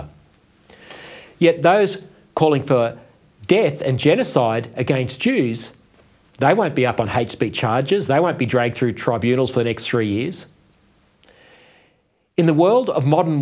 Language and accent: English; Australia; my sense of shame as an Australian